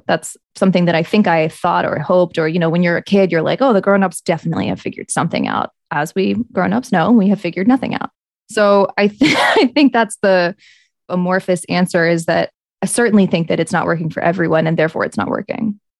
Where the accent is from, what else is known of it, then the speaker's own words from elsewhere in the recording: the South, United States; moved away; I'm from the South